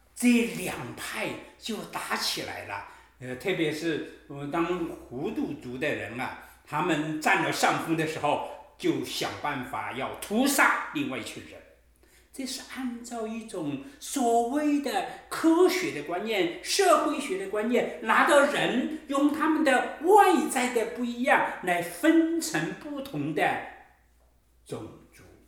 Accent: China; 我们中国人讲男女平等，大概几十年的时间

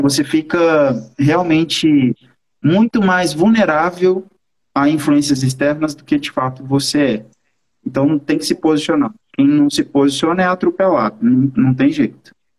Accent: Belo Horizonte, Minas Gerais, Brazil; sou de BH mesmo.

